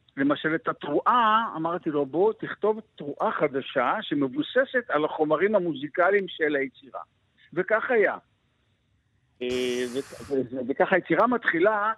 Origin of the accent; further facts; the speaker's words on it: Ma'anit, Haifa District, Israel; אני גם כן בן קיבוץ, אני בן קיבוץ מענית